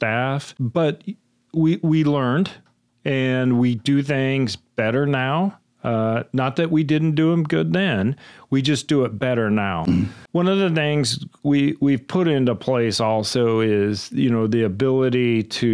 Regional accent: Kern County, California, United States; I come from Kern County

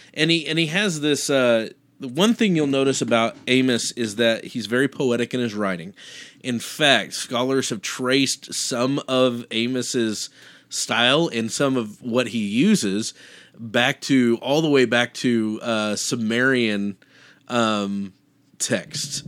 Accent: Kansas, United States; I, I grew up in Kansas

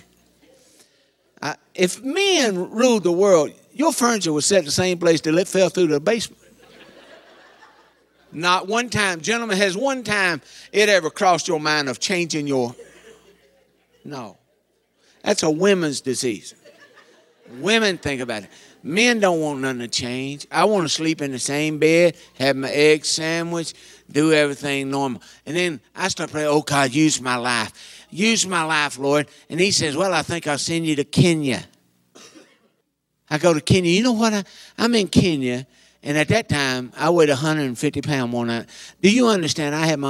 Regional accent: Eastern Kentucky, United States; I'm from Eastern Kentucky

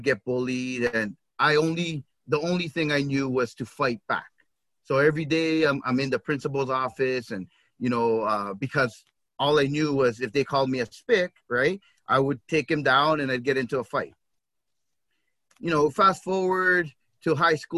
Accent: Toronto, Ontario, Canada; I grew up in the Regent Park neighborhood of Toronto.

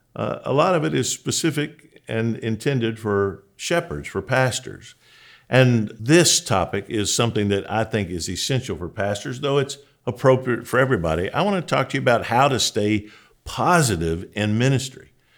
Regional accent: Julian, Kentucky, United States; moved away; I'm a boy from Julian, Kentucky, and, man, you probably don't even know where Julian is. It's just a crossroads. Literally, when I grew up there, there was a sign that said population eighteen.

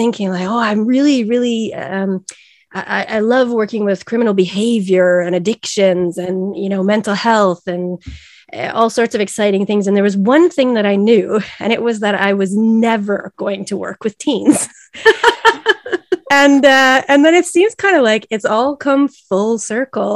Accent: Canada; moved away as an adult; now in Sweden; I am a Canadian living in Sweden and have been for the past 21 years

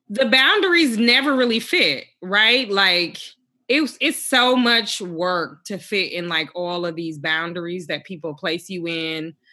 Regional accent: Milwaukee, Wisconsin, United States; I grew up in the Midwest in Milwaukee. Um, in a lot of ways, that's a, a working poor community, deeply, deeply segregated, predominantly Black community.

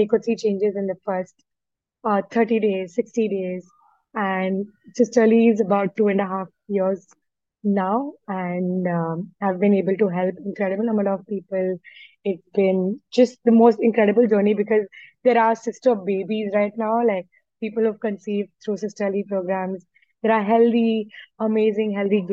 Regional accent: India; I'm an Indian

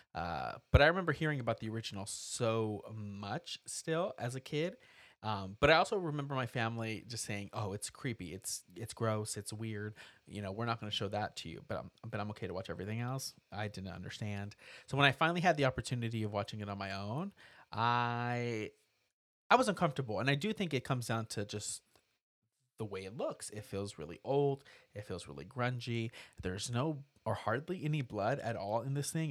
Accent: United States; I grew up near Texas. I was there, like, all the time.

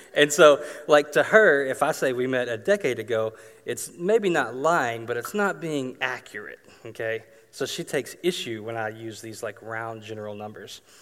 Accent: Arkansas, United States; I grew up in Arkansas

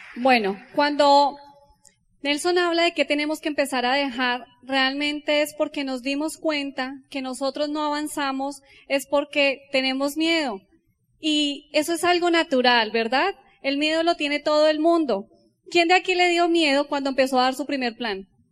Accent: Colombia; como los colombianos

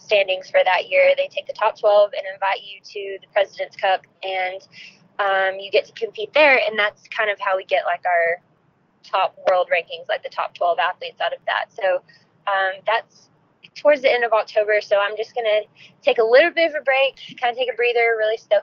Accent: Arkansas, United States; born or raised there

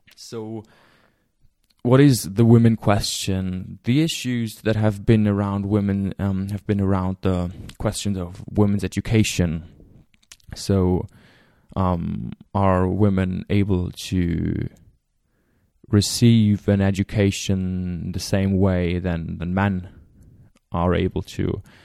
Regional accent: Germany; I'm from Germany

